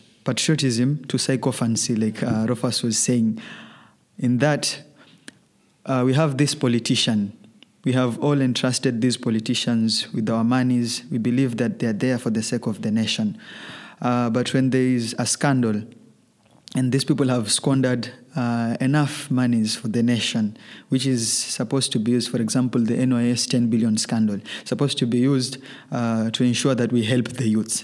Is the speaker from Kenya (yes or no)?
yes; Kenya; our country